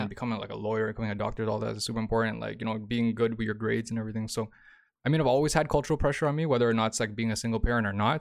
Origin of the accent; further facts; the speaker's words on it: Toronto, Ontario, Canada; moved away as an adult; I'm from Toronto